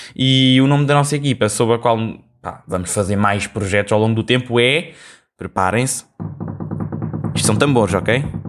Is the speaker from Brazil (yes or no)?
no; Portugal; como um bom português